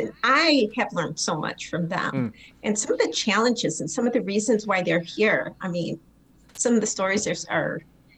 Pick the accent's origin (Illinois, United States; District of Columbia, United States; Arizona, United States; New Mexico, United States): Illinois, United States; Aurora; Born and raised in Aurora. I'm a top cap, grew up on the east side of Aurora, youngest of 8 kids